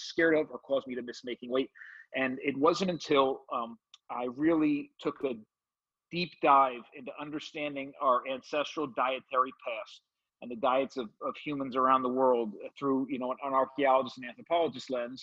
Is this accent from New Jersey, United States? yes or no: yes; suburb of New York City, New Jersey, United States; born or raised there